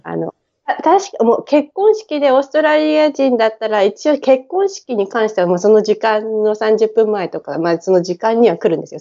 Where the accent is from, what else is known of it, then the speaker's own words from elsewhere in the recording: Tokyo, Japan; moved away as an adult; now in Brisbane, Australia; 大井町っていう品川の次の駅でずっと育ってますね